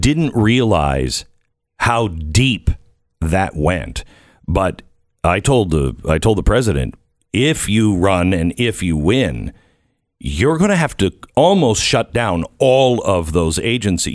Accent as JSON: {"language": "English", "town": "Seattle", "region": "Washington", "country": "United States", "tie": "born or raised there", "said": "I grew up in the Seattle area"}